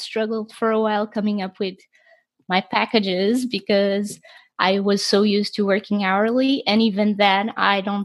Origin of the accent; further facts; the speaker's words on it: Portugal; me being from Portugal